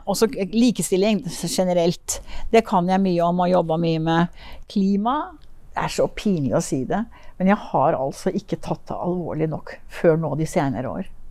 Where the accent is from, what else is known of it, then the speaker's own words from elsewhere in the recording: Finnmark, Norway; also born or lived in Tønsberg / Oslo / Lillehammer; now in Moss, Norway; Jeg er faktisk født i Tønsberg. Ja. Og jeg har bodd en viktig del av mitt liv, barndommen, i Finnmark.